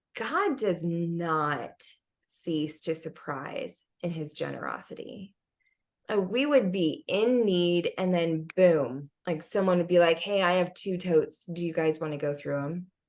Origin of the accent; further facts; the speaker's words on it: United States; as an American